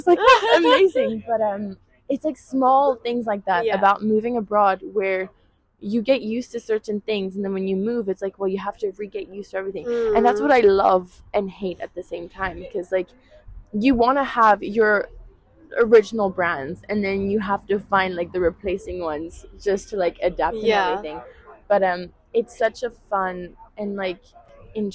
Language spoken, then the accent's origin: English; Seychelles; now in Galway, Ireland; I grew up with in the Seychelles